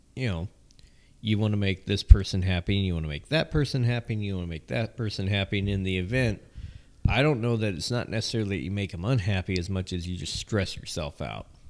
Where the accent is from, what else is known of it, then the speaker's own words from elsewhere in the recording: Southern California, United States; I'm from Southern California.